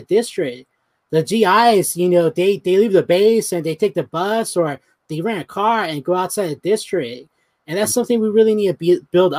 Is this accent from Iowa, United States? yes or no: no; San Antonio, Texas, United States; I was born and raised in San Antonio.